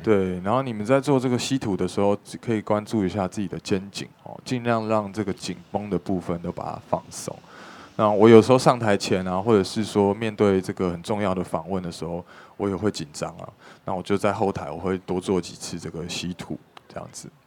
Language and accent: Chinese; Taipei, Taiwan; 因为我从小是在北投的这个大屯山上长大